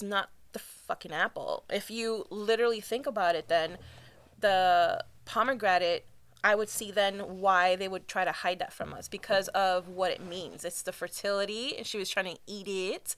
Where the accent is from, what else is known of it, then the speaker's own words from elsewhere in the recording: Cuba; I'm from Cuba